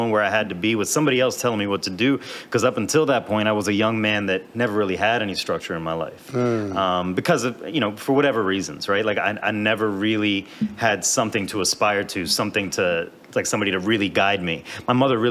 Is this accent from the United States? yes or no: yes; Silver Spring, Maryland, United States; also born or lived in Washington, D.C. / New York City; now in Baltimore, United States; I'm from Silver Spring originally